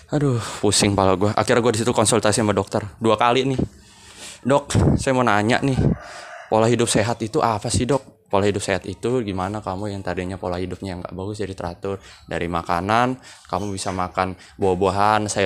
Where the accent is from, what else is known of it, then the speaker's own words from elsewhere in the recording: Bekasi, West Java, Indonesia; saya dari Bekasi.